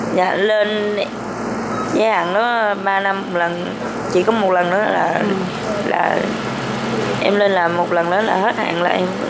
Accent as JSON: {"language": "Vietnamese", "area": "Phuoc Sang commune", "region": "Binh Duong", "country": "Vietnam", "tie": "born or raised there", "moved": "yes", "said": "em quê quán ở ừ, em nhớ là ở tỉnh bình dương xã Phước Sang"}